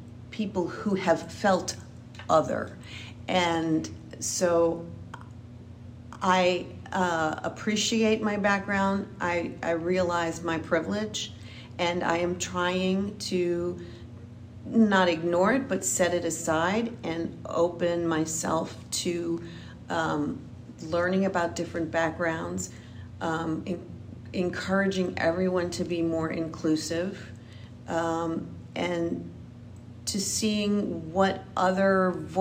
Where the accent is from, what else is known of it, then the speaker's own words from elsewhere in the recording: New Orleans, Louisiana, United States; I am originally from New Orleans, Louisiana.